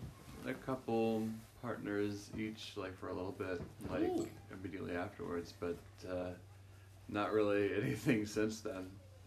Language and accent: English; Columbus, Ohio, United States; I grew up in Worthington and Clintonville.